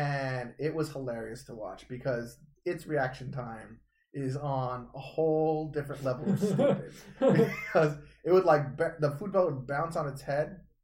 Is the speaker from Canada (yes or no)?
yes; Canada; I'm Canadian.